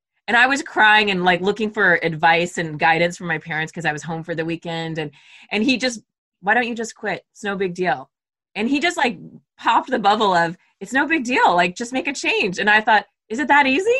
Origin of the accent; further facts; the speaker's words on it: Southern California, United States; moved away as an adult; also born or lived in Arizona / San Francisco; I grew up in Southern California, went to Arizona, moved to San Francisco